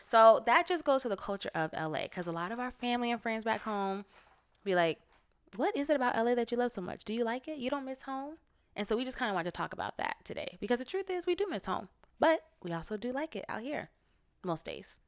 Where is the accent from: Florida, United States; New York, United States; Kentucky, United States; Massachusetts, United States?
Florida, United States; now in Los Angeles, United States; I'm from Florida, which is on the East Coast